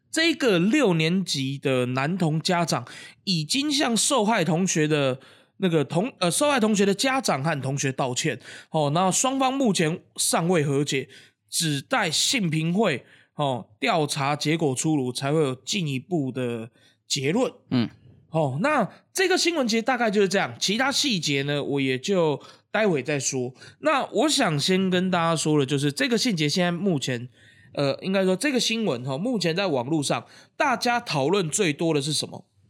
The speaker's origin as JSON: {"language": "Chinese", "country": "Taiwan", "said": "二十九岁就是我们，就是台湾人在讲的三十"}